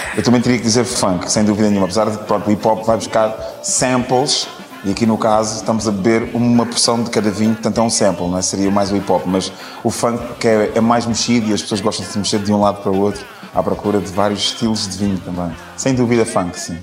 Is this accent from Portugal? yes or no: yes; Portugal; nós, enquanto portugueses